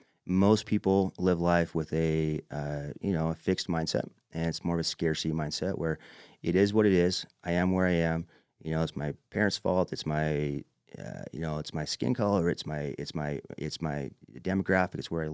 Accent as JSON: {"language": "English", "town": "Manti", "region": "Utah", "country": "United States", "said": "I'm a kid from Manti"}